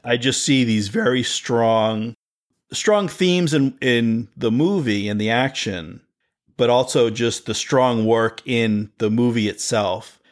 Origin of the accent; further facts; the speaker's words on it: East Coast, United States; I grew up on the East Coast